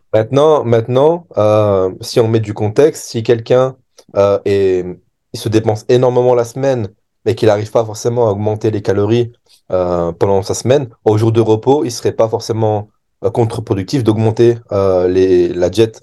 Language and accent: French; France; en tant que Français